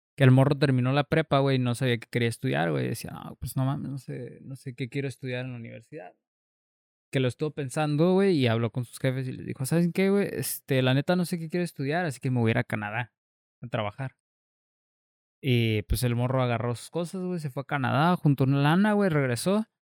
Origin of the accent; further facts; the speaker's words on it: Mexico; soy mexicano